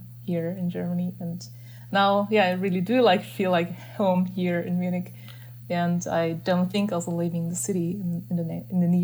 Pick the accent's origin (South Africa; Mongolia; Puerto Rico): Mongolia; Ulaanbaatar; moved away; I'm from Mongolia. I was born and grown up there in the capital city of Mongolia. It's called Ulaanbaatar